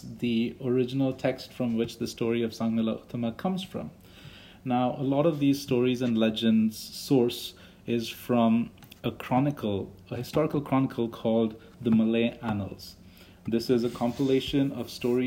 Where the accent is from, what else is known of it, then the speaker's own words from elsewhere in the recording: India; as an Indian